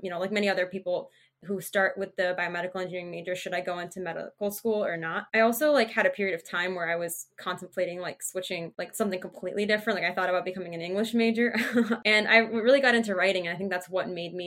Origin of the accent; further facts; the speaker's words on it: New Jersey, United States; also born or lived in Massachusetts; I'm from New Jersey. I was actually born in Massachusetts, but I've lived in New Jersey for most of my life